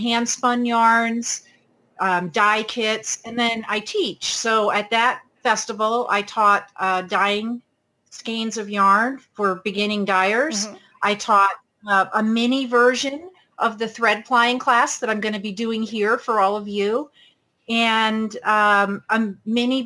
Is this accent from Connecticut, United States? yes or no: no; New York, United States; now in Pacific Northwest, United States; I grew up in New York State